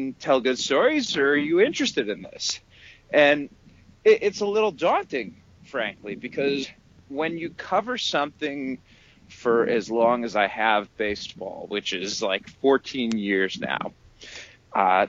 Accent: Cleveland, Ohio, United States; also born or lived in Syracuse; I grew up in Cleveland

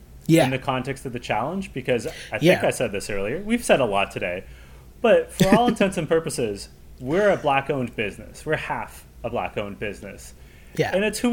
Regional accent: Canada; I'm a proud Canadian. Like, I love my country. Yeah. I'm like a seventh generation Canadian.

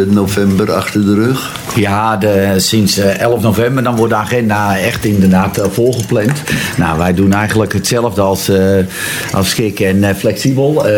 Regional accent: Zwaag, North Holland, Netherlands; ik ben geboren en getogen in Zwaag.

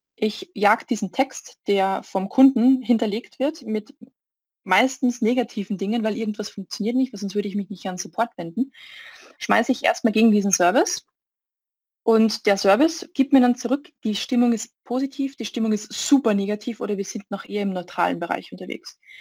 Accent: Austria; now in Munich, Germany; Ich bin ursprünglich aus Österreich

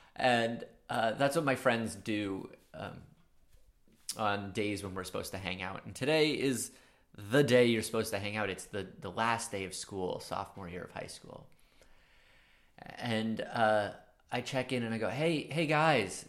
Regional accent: Maine, United States; accent: subtle New York; I'm from a small coastal town in Maine

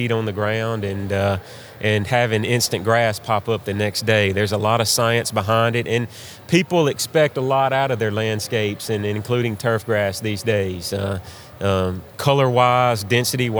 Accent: Athens, Alabama, United States; moved away as an adult; also born or lived in Tennessee; now in Martin, United States; I'm originally from North Alabama, Athens, Alabama

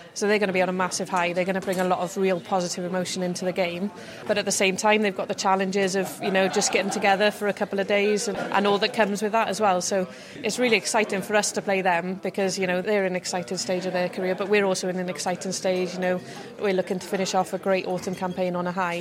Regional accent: Wales, United Kingdom; I'm a Welsh girl through and through

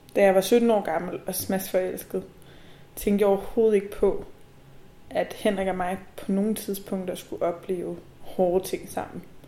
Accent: Nivå, Capital Region of Denmark, Denmark; Nivo er en lille by, der ligger nord for København, hvor jeg er vokset op

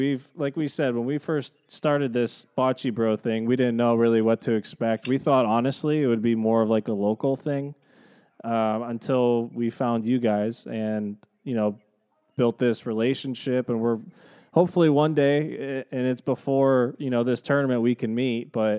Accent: Youngstown, Cleveland, Northeast Ohio, United States; now in Columbus, United States; We're from Northeast Ohio, Youngstown, Cleveland, which is we consider one of the bocce meccas in the country

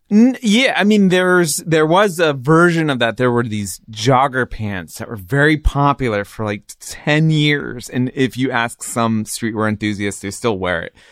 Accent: Riverside, California, United States; also born or lived in San Diego; now in Los Angeles, United States; I grew up in the suburbs of R-, Riverside and then San Diego, and I've been here in L A for twenty years now.

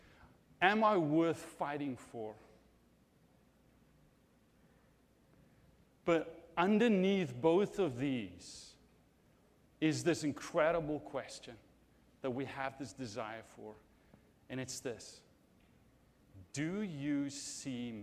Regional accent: South Africa; moved away; I'm from South Africa

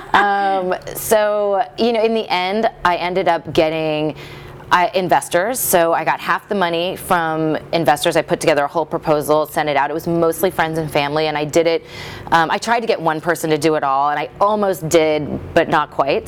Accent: Midwest, United States; moved away; I grew up in the Midwest

